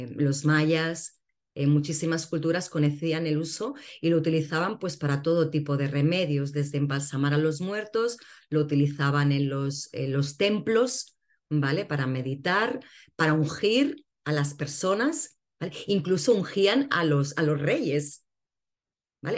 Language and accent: Spanish; Barcelona, Catalonia, Spain; now in Cádiz, Spain; Yo ahora actualmente vivo en Cádiz, eh, nací en Barcelona